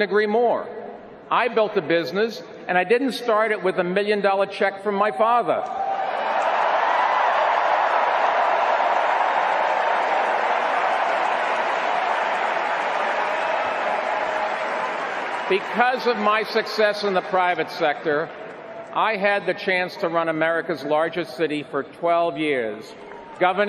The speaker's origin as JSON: {"language": "English", "region": "New York", "country": "United States", "said": "I'm a New Yorker"}